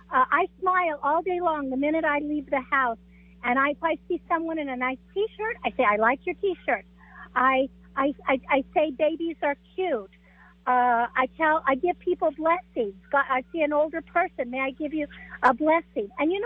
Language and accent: English; Estancia, New Mexico, United States; now in Albuquerque, United States; I grew up in Estancia. I lived in Albuquerque. I live downtown.